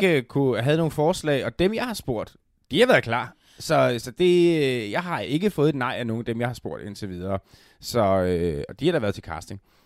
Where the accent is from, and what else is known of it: Denmark